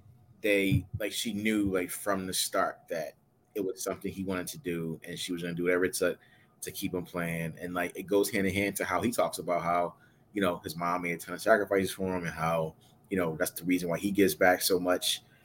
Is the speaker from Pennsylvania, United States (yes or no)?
yes; Philadelphia, Pennsylvania, United States; as a Philadelphian and an Eagles fan